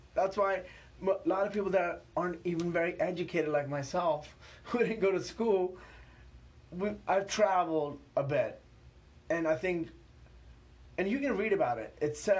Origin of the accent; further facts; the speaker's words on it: Pakistan; born there; I was born in Pakistan. If you know anything about Pakistan, then nothing scares me.